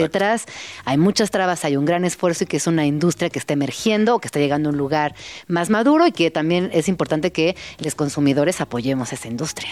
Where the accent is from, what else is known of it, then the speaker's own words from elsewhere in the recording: Mexico; como mexicanos